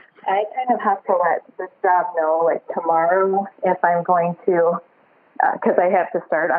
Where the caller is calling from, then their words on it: Chicago, Illinois, United States; The Chicago area.